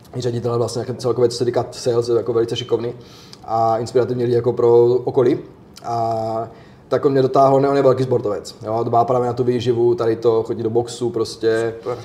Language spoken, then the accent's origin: Czech; Otrokovice, Zlín Region, Czechia; u nás v Otrokovicích